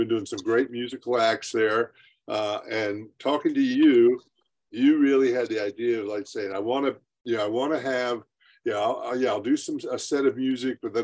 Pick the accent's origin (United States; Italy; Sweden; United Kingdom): United States; I grew up in the Smoky Mountains here